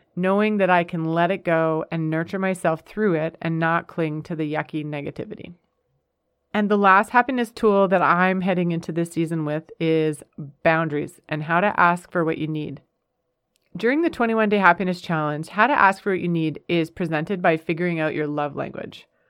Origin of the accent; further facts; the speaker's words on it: Canada; moved away as an adult; also born or lived in United States; We're a Canadian family, but we thoroughly enjoyed our five years in the United States.